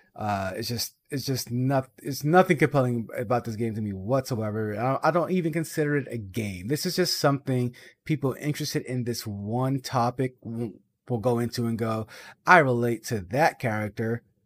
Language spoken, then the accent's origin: English; Boston, Massachusetts, United States; I'm from Boston